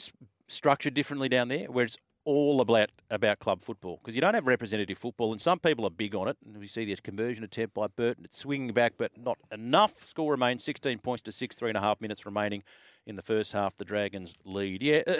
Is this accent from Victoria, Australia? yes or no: no; Queensland, Australia; I'm a Queenslander through and through, hence State of Origin was born.